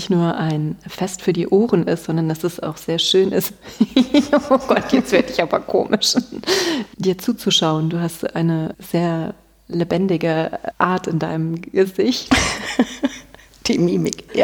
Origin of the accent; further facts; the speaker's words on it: Rhineland, Germany; Ich komme aus dem Rheinland